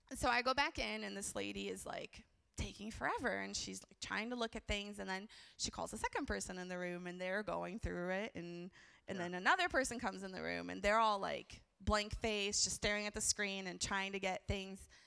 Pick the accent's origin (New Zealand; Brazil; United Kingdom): Brazil; I was born in Brazil